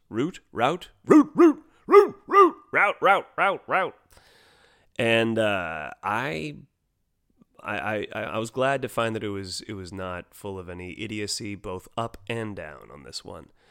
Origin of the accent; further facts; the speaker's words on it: United States; as an American kid